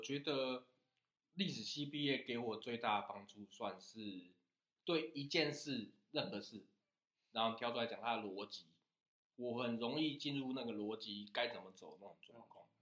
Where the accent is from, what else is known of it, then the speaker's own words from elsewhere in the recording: Yangmei, Taoyuan, Taiwan; 我自己是杨梅客家人